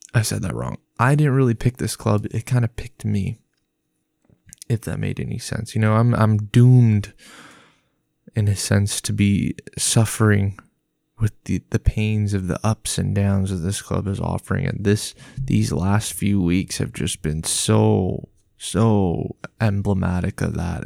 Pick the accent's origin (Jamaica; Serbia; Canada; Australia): Canada; Tottenham, Ontario; I am from Tottenham, Ontario, Canada. Not Tottenham, U K.